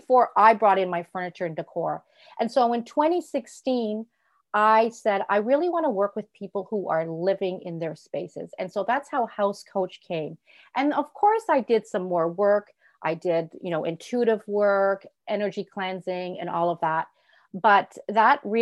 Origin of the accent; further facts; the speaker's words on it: Toronto, Ontario, Canada; also born or lived in Europe; I'm from Toronto, Ontario